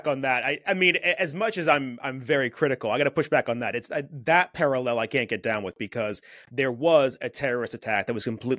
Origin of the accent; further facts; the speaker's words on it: United States; I'm talking about my own country here as an American